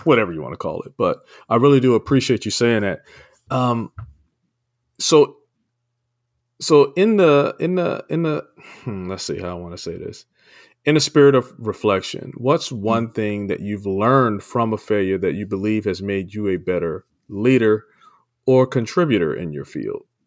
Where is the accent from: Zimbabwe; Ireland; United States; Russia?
United States; Maryland; moved away as an adult; now in California, United States; I'm from Maryland and uh, moved out to California a few years, about 10, 11 years back